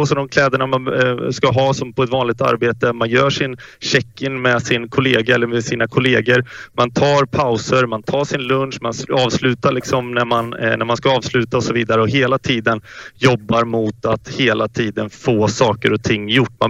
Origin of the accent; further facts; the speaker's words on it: Västgötaslätten, Västra Götaland, Sweden; moved away; also born or lived in Stockholm; det var ju för att jag faktiskt flyttade till eh, Västgötaslätten. Så att jag, eller jag flyttade hem från Stockholm.